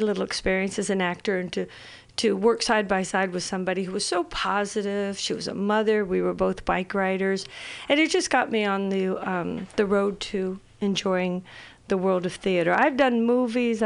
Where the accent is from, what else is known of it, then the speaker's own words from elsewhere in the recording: Ireland; I'm Irish.